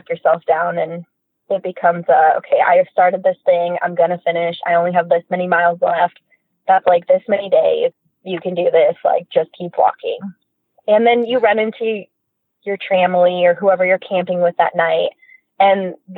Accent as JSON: {"language": "English", "region": "Oregon", "country": "United States", "said": "and because I'm from Southern Oregon, a lot of coworkers had warned me"}